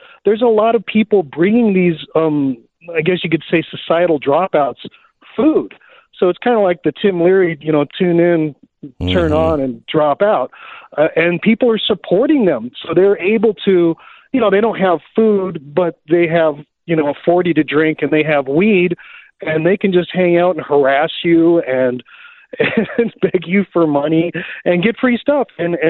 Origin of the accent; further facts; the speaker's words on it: Texas, United States; Yeah, I'm from Texas, but I went to Portland to visit my mom this summer